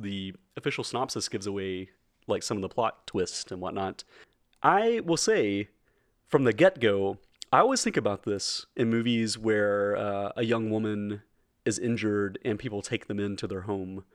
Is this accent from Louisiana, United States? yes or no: no; rural Middle Tennessee, United States; We, we, we are both from rural Middle T-, Middle Tennessee.